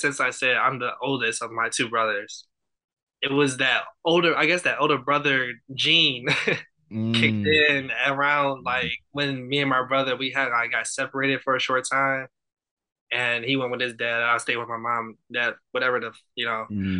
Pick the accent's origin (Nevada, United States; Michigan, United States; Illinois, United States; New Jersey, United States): Illinois, United States; Chicago; Yes, I'm from Chicago. But I was raised in Chicago, sort of, but I like moved around a lot.